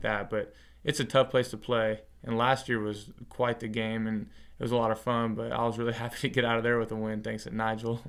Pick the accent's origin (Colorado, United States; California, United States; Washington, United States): Washington, United States; Longview; I grew up in Longview, Washington